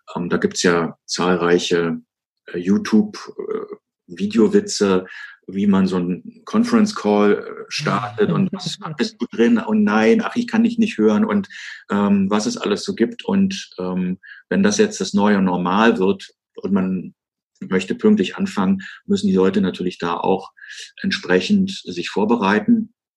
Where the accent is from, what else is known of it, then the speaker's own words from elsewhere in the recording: Germany; als, als Deutscher